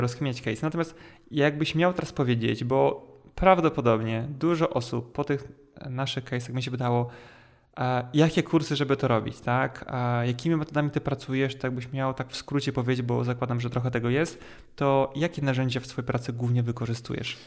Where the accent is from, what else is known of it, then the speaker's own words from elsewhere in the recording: Poland; Ja mówię, no ogólnie jakby połowa drogi pomiędzy Warszawą i Mustokiem